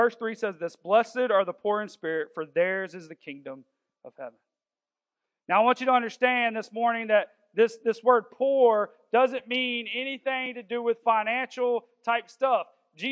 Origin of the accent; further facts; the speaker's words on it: the South, United States; we're all from the South